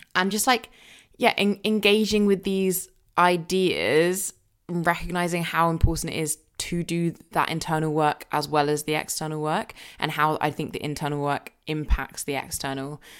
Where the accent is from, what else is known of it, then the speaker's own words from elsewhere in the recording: Surrey, South East England, United Kingdom; also born or lived in Jamaica; growing up in Surrey where I grew up